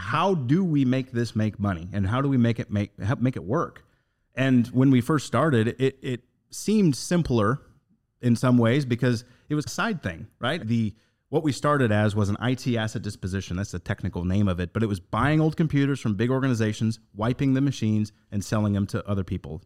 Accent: Northern Indiana, United States; Going back to my roots, I come from Northern Indiana

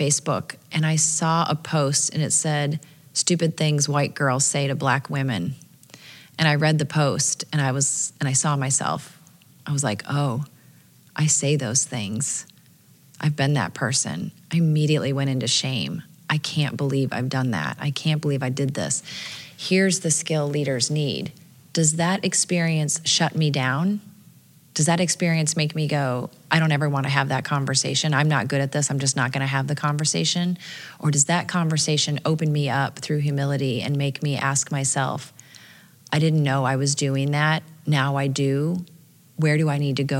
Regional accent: Dubuque, Iowa, United States; I grew up in Dubuque, Iowa

